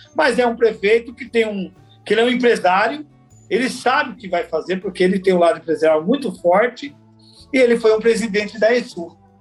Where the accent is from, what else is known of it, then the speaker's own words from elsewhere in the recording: São Paulo, Brazil; also born or lived in Alagoas; Eu, eu nasci em Alagoas, mas vim para São Paulo muito novo. Eu vim com dois anos de idade, então praticamente eu fui criado em São Paulo